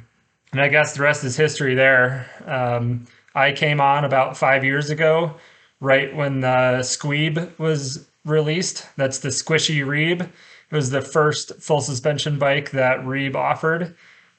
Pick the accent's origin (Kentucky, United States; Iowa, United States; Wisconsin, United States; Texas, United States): Iowa, United States; now in Colorado, United States; I moved out to Colorado from Iowa, and I had a degree in agronomy